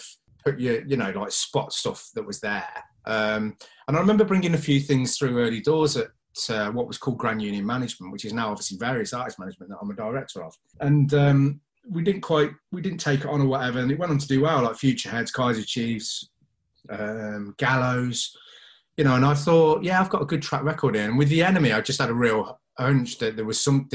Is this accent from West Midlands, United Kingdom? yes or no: yes; Coventry, West Midlands, United Kingdom; being from Cov